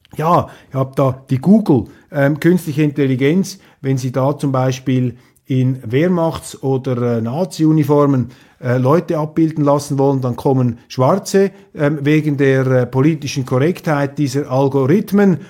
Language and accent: German; Switzerland; für mich als Schweizer